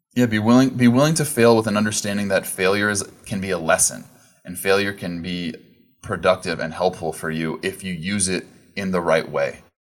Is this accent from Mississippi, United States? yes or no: no; Southern California, United States; I grew up in Southern California